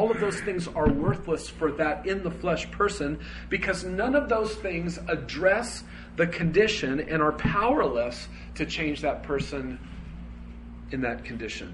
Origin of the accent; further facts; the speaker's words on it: United States; I was born in America